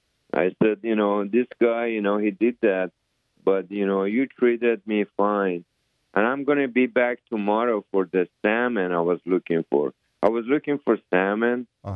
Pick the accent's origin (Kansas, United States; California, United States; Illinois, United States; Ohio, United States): California, United States; It used to be very friendly before, even when I grew up in California. And then I came here in 1980s.